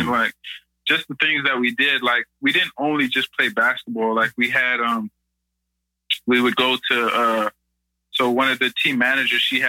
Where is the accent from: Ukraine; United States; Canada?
Canada; Toronto, Ontario; moved away as an adult; growing up in the Lawrence Heights Community Center